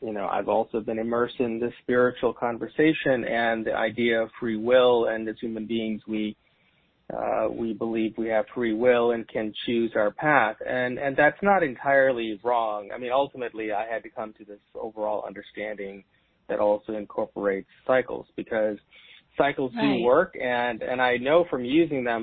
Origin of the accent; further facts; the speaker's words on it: India; And I am from India and brought up in a very traditional Indian family